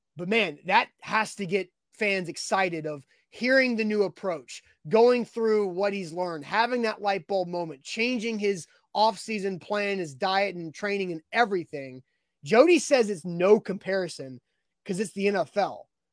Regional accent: Nashville, Tennessee, United States; I grew up in Nashville initially, uh, in the nineties.

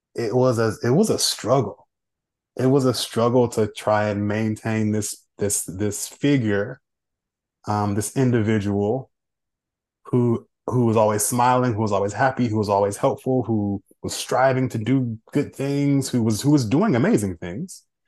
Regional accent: Oakland, California, United States; moved away; I'm born and raised in Oakland, California

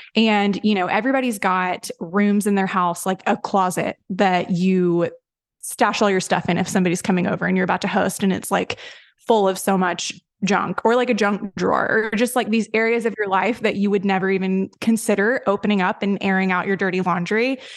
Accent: Tennessee, United States; I grew up in a very, like, Southern Baptist-y sort of, I'm from Tennessee

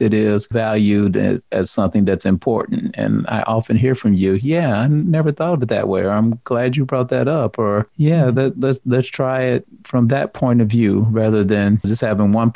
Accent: the South, United States; I'm from the South

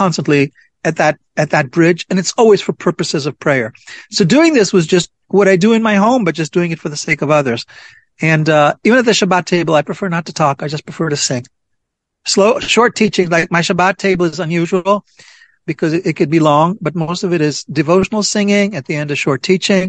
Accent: Jerusalem, Jerusalem District, Israel; I am originally from Jerusalem

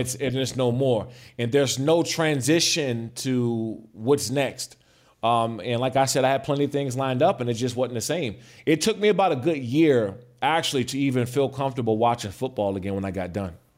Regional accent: Prince George's County, Maryland, United States; I grew up in Prince George's County, Maryland

